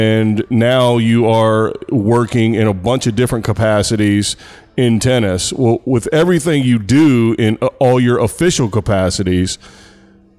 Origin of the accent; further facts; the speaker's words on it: United States; I'm American